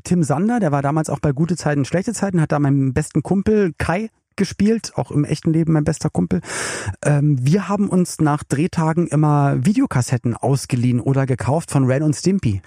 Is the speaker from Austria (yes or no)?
no; Berlin, Germany; now in Cologne, Germany; ich komme ja aus Berlin und lebe in Köln